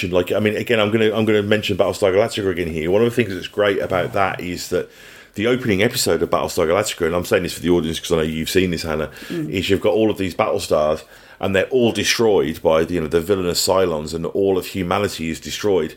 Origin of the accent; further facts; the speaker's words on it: England, United Kingdom; now in New Zealand; being English